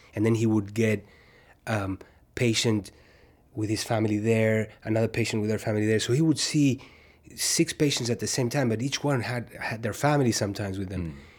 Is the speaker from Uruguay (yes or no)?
yes; Uruguay; moved away as an adult; also born or lived in New York; where I was born in Uruguay